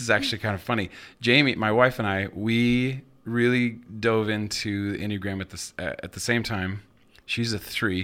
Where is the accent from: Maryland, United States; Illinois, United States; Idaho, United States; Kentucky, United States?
Idaho, United States; Moscow; also born or lived in Seattle / Nampa / Nashville; now in Boise, United States; I grew up in Moscow, lived in Seattle